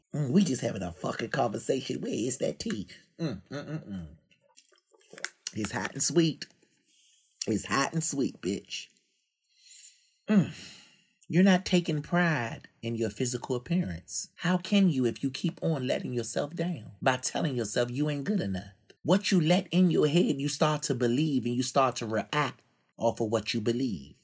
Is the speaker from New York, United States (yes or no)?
no; Washington, District of Columbia, United States; my hometown in Washington, D C